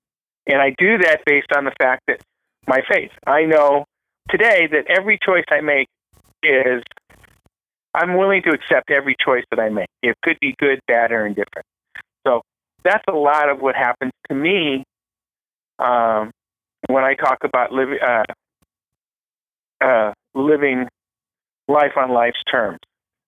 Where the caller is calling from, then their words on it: Riverside, California, United States; I'm calling from Riverside, California.